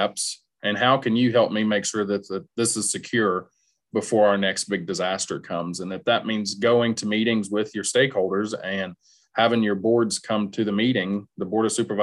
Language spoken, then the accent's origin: English; the South, United States; moved away as an adult; also born or lived in Iowa; now in Nebraska, United States; I'm not from here. I'm from the South. I'm not from the Midwest area.